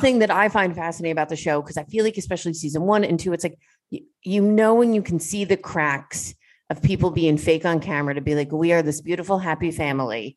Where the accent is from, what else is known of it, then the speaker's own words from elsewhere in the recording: New York, United States; As a New Yorker myself